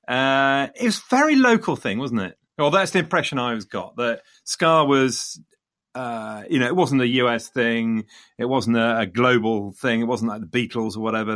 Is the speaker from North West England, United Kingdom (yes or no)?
no; Leicester, East Midlands, United Kingdom; coming from Leicester, Leicester being my hometown